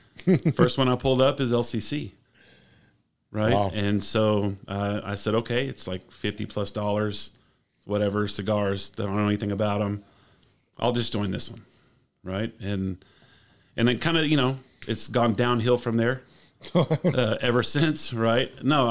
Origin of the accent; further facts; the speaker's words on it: Del Rio, Texas, United States; also born or lived in New Braunfels / Borger / Corpus Christi; Born and raised. My dad was in the highway patrol, so we did move around a lot. I was born in Braunfels. We lived in Borger, Texas, which is about an hour north of Amarillo. We moved to Corpus Christi for 4 or 5 years. And then kind of ended up in Del Rio.